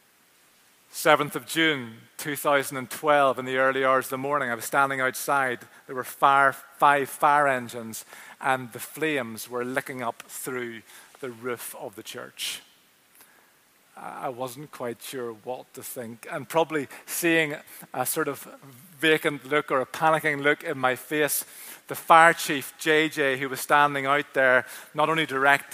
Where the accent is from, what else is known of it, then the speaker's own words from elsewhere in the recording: Belfast, Northern Ireland, United Kingdom; the church that I grew up with in Finian's, top of the Craigor Road in East Belfast